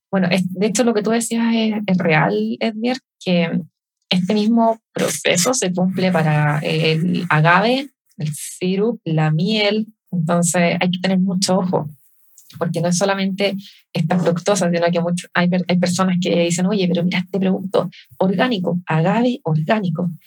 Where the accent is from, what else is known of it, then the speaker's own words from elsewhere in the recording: Chile; acá somos los chilenos.